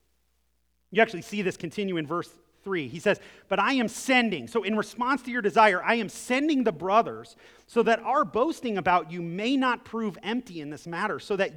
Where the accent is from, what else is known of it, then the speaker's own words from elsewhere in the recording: Akron, Ohio, United States; moved away; I'm from Akron, Ohio, originally